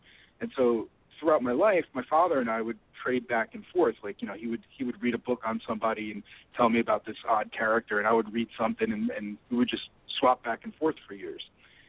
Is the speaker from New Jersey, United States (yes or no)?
yes; New Jersey, United States; I grew up in New Jersey in the late 70s, early 80s